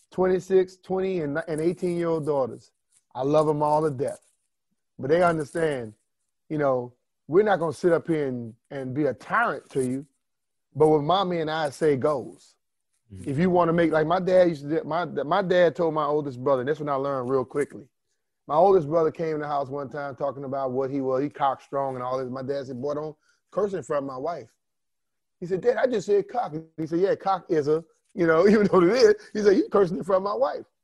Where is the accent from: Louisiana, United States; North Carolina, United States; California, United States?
Louisiana, United States; And look, I, I came from Louisiana, Steve, trying to wear some sleeves, you know